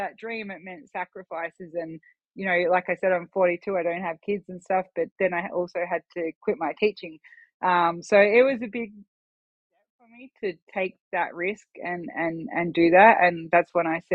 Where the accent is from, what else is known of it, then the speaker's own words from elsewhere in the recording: Australia; moved away as an adult; now in Idaho, United States; I was obviously a citizen in Australia